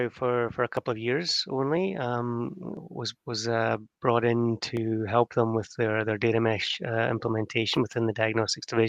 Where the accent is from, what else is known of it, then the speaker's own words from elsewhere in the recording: Scotland, United Kingdom; moved away; my first job was with the Royal Bank of Scotland, back in Scotland. I'm Scottish.